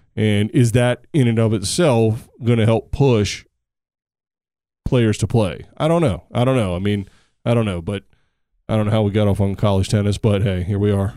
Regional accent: United States; I'm an American

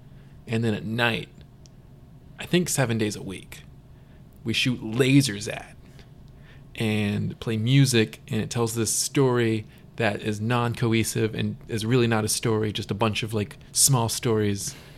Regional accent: Georgia, United States; now in Houston, United States; every time I've been going home lately since I moved to Houston from Georgia, people that don't know from Georgia, it like just validates that like Houston's more of my home.

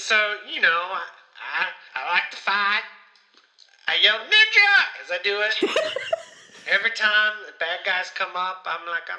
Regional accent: Ohio, United States; Well, I think it's important to note I'm from Ohio.

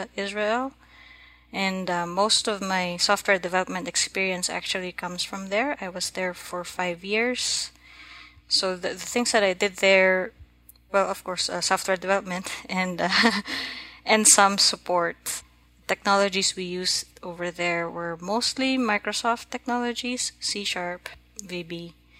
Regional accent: Philippines; now in Massachusetts, United States; I'm Filipino. I was born and raised in the Philippines.

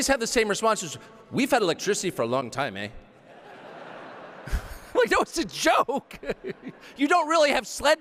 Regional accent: United States; I'm the only American

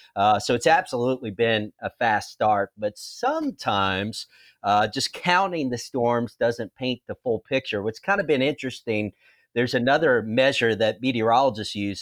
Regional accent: New Orleans, Louisiana, United States; now in Baton Rouge, United States; I grew up in the New Orleans area

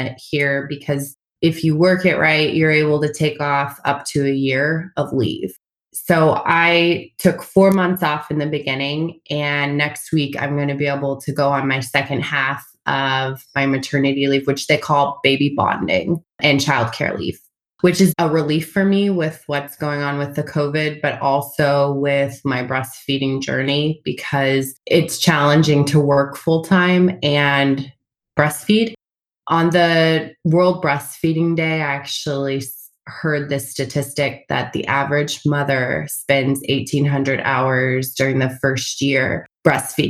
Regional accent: Springfield, Missouri, United States; moved away as an adult; also born or lived in St. Louis, Missouri; now in California, United States; I am originally from Springfield, Missouri

